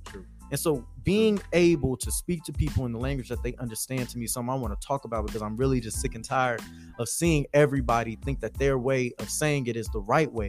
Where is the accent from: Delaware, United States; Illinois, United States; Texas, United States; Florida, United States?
Texas, United States; Houston; moved away as an adult; now in Nashville, United States; born and raised in Houston, Texas